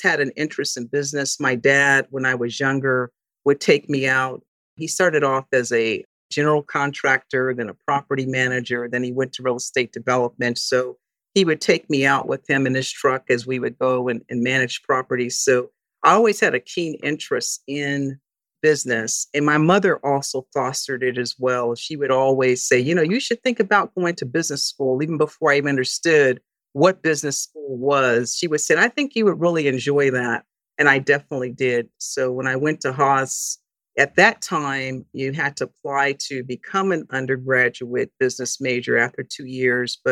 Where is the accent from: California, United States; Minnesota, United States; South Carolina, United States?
California, United States; Hawthorne; moved away as an adult; also born or lived in San Francisco, California; now in California, United States; I was born in San Francisco, and at a very early age, my parents moved to Southern California. I was primarily raised in Hawthorne, California, which is a suburb of Los Angeles